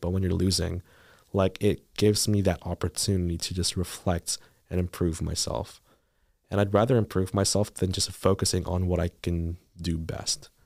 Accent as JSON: {"language": "English", "country": "Philippines", "tie": "born or raised there", "moved": "yes", "lives_now": "Thunder Bay, Canada", "said": "I moved from the Philippines"}